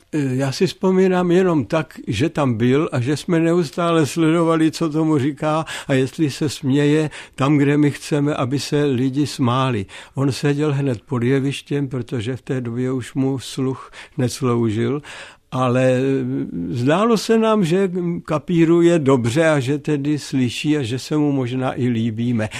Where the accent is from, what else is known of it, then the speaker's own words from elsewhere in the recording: Opočno, Hradec Králové Region, Czechia; also born or lived in Nový Knín; u nás v Opočně, to znamená tam, kde já jsem vyrostl